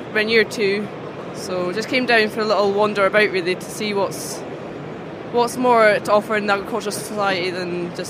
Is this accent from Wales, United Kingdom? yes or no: no; Highlands, north of Inverness, Scotland, United Kingdom; I'm from the Highlands, like Inverness, north of Inverness.